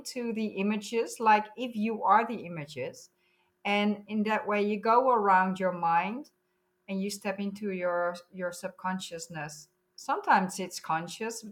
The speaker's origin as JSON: {"language": "English", "country": "Netherlands", "said": "I'm from the Netherlands."}